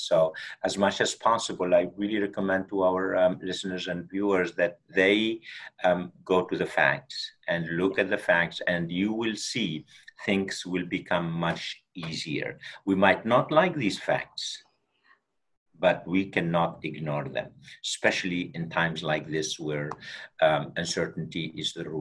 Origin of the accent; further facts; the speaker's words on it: Tunisia; moved away; We grew up in Tunisia, North Africa, and at a very small village, we did not even have electricity